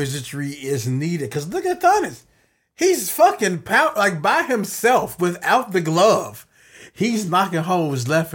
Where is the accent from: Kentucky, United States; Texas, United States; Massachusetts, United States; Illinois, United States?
Illinois, United States; Chicago; born and raised in Chicago